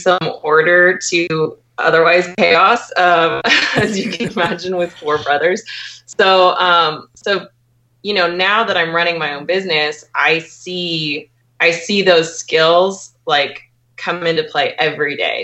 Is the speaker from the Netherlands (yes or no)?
no; Portland, Oregon, United States; moved away as an adult; also born or lived in Bellingham, Washington; now in Tacoma, United States; I was born and raised in Portland, Oregon.